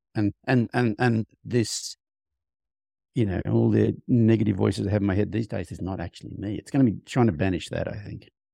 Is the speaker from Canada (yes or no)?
no; Australia; moved away as an adult; now in United States; I grew up on a farm in Australia, rode horses a lot as a kid